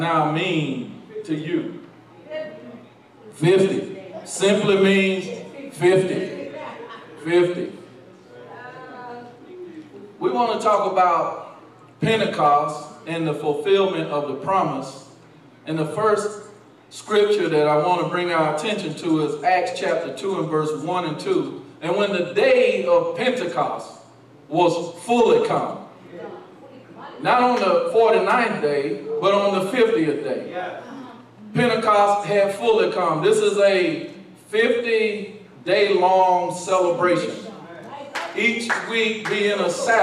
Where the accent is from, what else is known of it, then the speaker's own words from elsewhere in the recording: Albany, Georgia, United States; I'm from Albany, Georgia